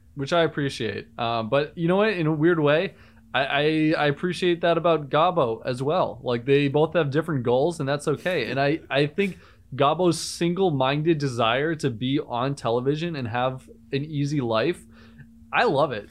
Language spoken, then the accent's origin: English; Cape Cod, Massachusetts, United States; I'm from Cape Cod, Massachusetts